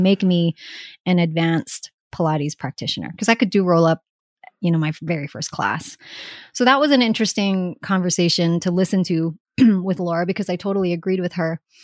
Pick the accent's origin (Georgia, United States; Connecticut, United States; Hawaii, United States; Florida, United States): Hawaii, United States; moved away; I grew up in Hawaii